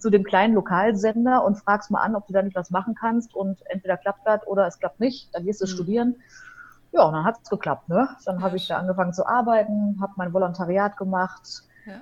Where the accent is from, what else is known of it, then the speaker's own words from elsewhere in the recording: Hamm, North Rhine-Westphalia, Germany; also born or lived in Aachen; now in Dortmund, Germany; Und als ich sieben war, bin ich im Ruhrgebiet gelandet, in der Nähe von Dortmund in Hamm.